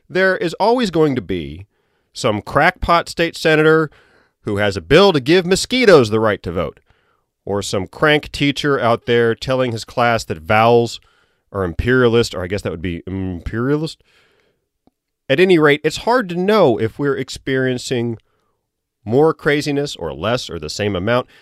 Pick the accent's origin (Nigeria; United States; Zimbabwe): United States; Virginia; moved away; I'm from Virginia. I went down there recently